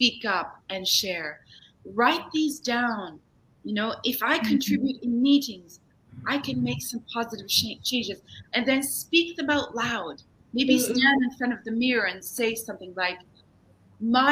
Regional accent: Germany; now in Canada; I grew up in Germany, so I didn't grow up in Canada

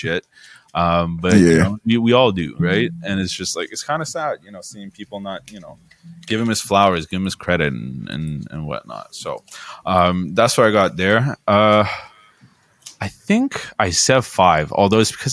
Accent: Toronto, Ontario, Canada; I'm from Toronto.

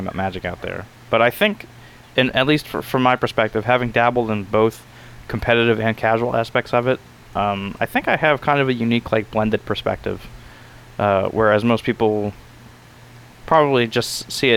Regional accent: New York, United States; now in Florida, United States; Since I am originally from New York

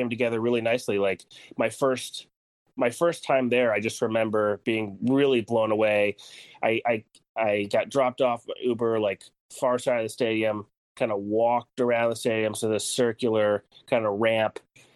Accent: New Jersey, United States; moved away; also born or lived in San Francisco; I'm from New Jersey, right outside New York

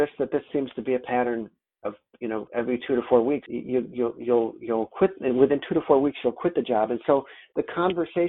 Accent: Rochester, New York, United States; I'm from Rochester, New York

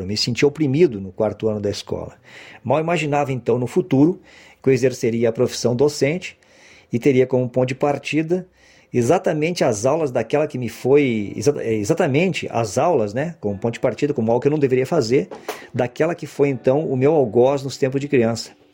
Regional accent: Porto Alegre, Rio Grande do Sul, Brazil; de Porto Alegre e da região metropolitana, que é onde eu nasci e vivi boa parte da minha infância e adolescência

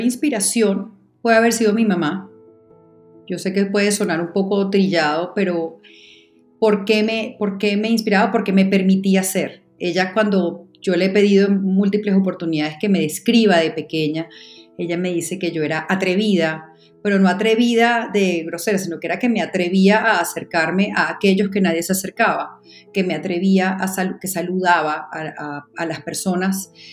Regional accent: Caracas, Capital District, Venezuela; moved away as an adult; now in Colombia; yo nací en Caracas, crecí en Caracas, me casé en Caracas, tuve mis hijos en Caracas, soy una caraqueña rajada

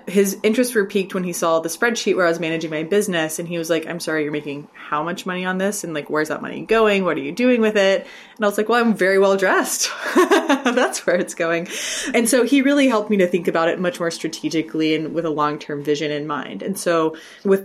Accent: Texas, United States; from Texas

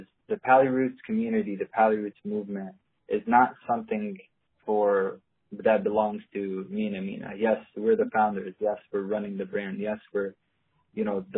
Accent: Palestine; I'm probably one of the only Palestinians

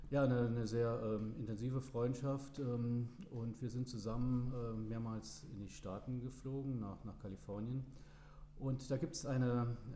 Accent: Trier, Rhineland-Palatinate, Germany; Ich bin ein gebürtiger Trierer, ähm, aufgewachsen, eigentlich in, in Kernstadt, einem Stadtteil äh, von Trier

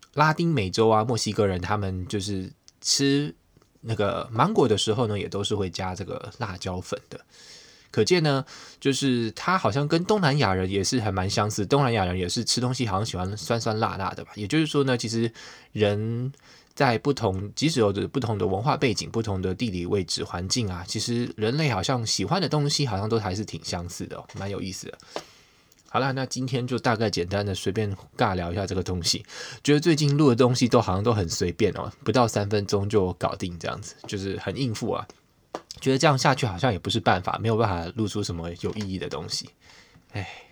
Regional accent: Taiwan; now in United States; 我们台湾人

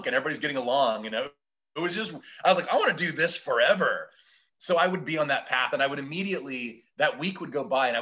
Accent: Portland, Oregon, United States; I'm from originally from Portland, Oregon

